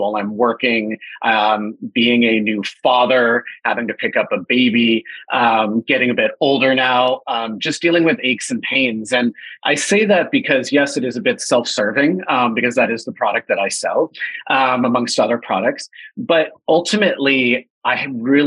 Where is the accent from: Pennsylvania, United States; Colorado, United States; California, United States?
California, United States; born and raised in California